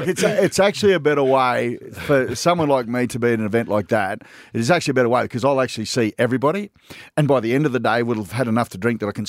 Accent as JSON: {"language": "English", "country": "Australia", "said": "being Australian is that we are, by and large, have come from rural backgrounds."}